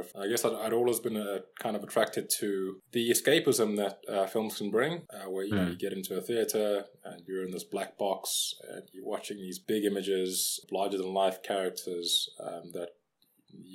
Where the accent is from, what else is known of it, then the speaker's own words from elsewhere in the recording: Durban, KwaZulu-Natal, South Africa; now in Johannesburg, South Africa; I'm originally from Durban